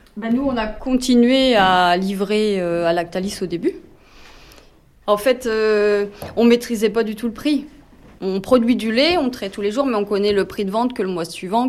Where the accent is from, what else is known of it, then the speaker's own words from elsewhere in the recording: France; Ça appartenait à mon grand-père, puis à mon père et puis euh, là on s'est installés tous les deux